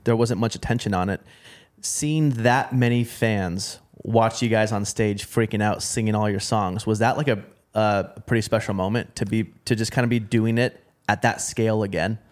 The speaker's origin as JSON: {"language": "English", "town": "Portland", "region": "Oregon", "country": "United States", "said": "I'm from Portland, Oregon"}